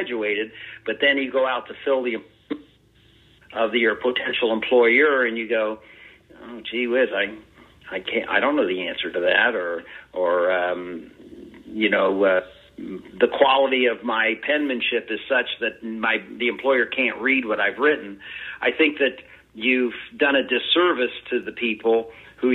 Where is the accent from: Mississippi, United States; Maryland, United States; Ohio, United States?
Ohio, United States; that's my home state, our home state